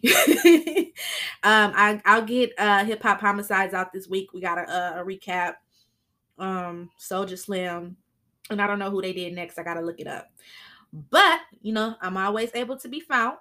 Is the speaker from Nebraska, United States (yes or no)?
no; Flint, Michigan, United States; They are from my hometown